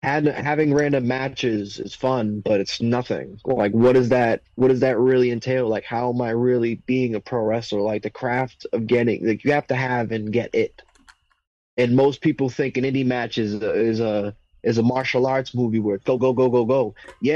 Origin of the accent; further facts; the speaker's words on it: New England, United States; growing up in New England, bro, I was the person that people would watch and look up their match and laugh at when I was a greenie.